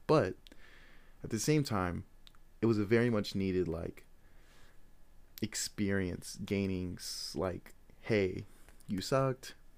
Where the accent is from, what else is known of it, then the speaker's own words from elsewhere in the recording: Des Moines, Iowa, United States; I am from Des Moines, Iowa